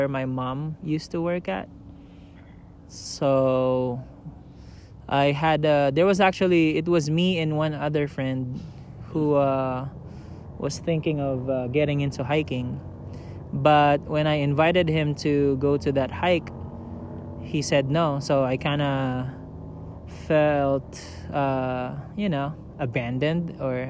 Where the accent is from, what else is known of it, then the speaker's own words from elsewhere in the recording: Manila, Metro Manila, Philippines; now in San Diego, United States; I grew up in Manila, so I was a city boy through and through